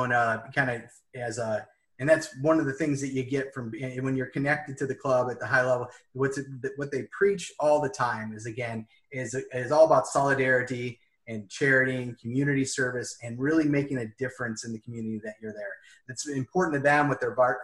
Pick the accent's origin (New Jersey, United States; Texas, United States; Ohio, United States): Ohio, United States; Cleveland; I'm born here in the United States. I'm from Cleveland, Ohio